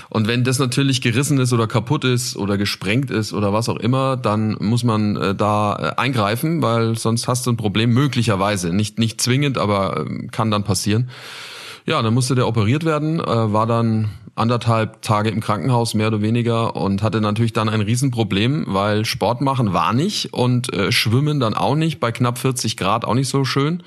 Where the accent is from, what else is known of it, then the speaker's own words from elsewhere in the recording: Nuremberg, Bavaria, Germany; in meiner Heimat in Nürnberg